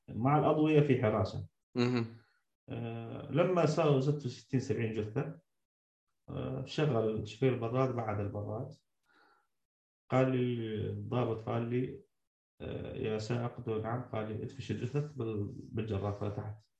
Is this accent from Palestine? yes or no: no; Syria; moved away; also born or lived in Damascus; انا كمواطن سوري